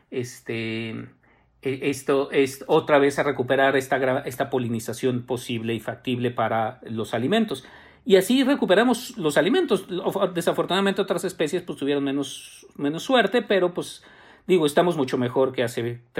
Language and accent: Spanish; Mexico City, Mexico; yo soy chilango